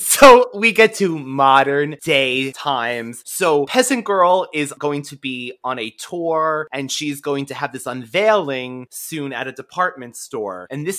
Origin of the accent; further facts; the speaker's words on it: Philadelphia, Pennsylvania, United States; Because I am from West Philadelphia.